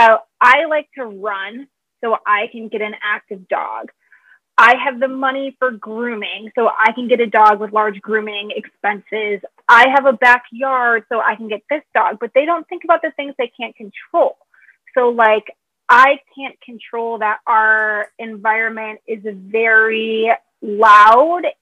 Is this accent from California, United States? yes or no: no; Michigan, United States; now in Chicago, United States; I'm from Michigan.